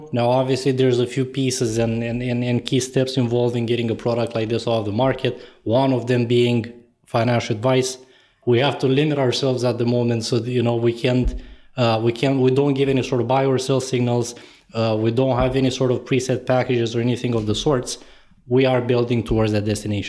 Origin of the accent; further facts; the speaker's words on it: Romania; moved away as an adult; now in Toronto, Canada; I was born and raised in Eastern Europe in Romania, completed a bachelor's in computer science there